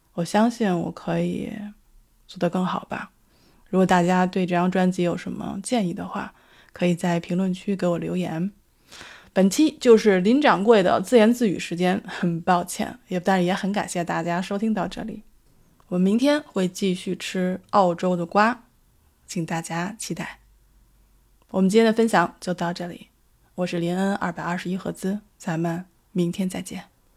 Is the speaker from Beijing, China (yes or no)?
yes; Beijing, China; now in Sydney, Australia; 我所居住的城市是澳大利亚悉尼。 跟我的家乡北京， 刚好是反季